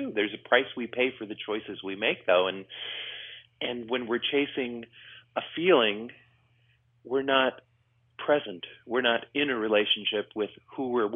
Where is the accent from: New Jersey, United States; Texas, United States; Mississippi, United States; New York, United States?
New York, United States; now in California, United States; I grew up in New York